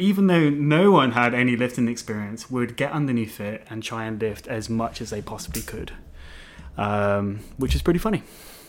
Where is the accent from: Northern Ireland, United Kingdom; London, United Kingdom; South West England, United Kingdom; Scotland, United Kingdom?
South West England, United Kingdom; Melksham; There was a gym in my hometown. I grew up in a little town called Melksham, which is in Wiltshire.